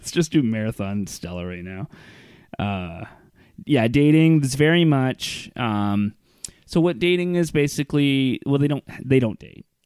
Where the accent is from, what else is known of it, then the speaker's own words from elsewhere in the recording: Iran; I I've been an atheist my whole life. I grew up in Iran with the clergy. Yeah. Like my dad was a clergy, and I somehow managed to become out an atheist